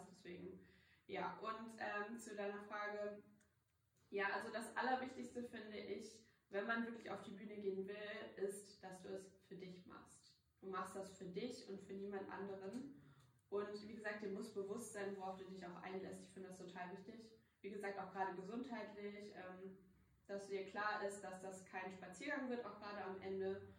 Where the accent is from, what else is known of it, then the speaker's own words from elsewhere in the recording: Hamburg, Germany; ich komme aus Hamburg